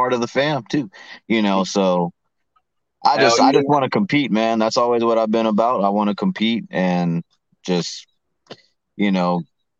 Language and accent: English; Arkansas, United States; I grew up in Arkansas